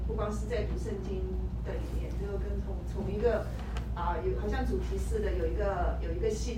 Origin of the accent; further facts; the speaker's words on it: Chengdu, Sichuan, China; also born or lived in Canada; now in Dallas, United States; 我老家四川成都，